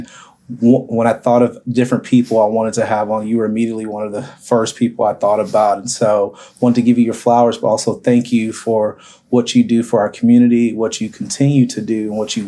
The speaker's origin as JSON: {"language": "English", "town": "Arlington", "region": "Texas", "country": "United States", "tie": "born or raised there", "said": "I grew up in Arlington, a little bit all over Arlington"}